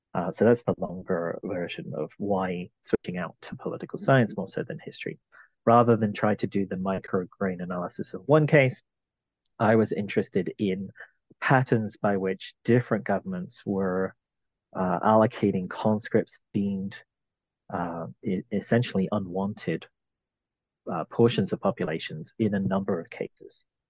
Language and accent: English; London, United Kingdom; I was uh, born in London, in England. I'm originally from the British Isles